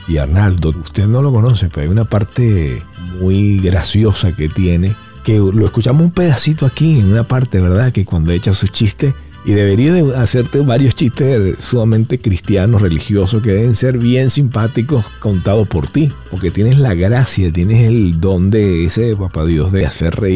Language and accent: Spanish; Venezuela; digo, bueno, yo soy venezolano